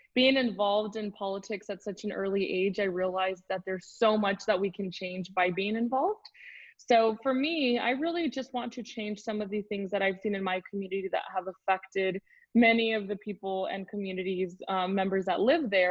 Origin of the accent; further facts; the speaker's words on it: Tucson, Arizona, United States; I'm from Tucson, Arizona. I was born and raised here